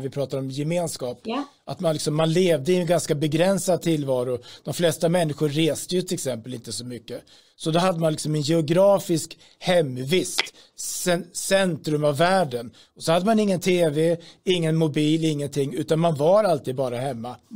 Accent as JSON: {"language": "Swedish", "country": "Sweden"}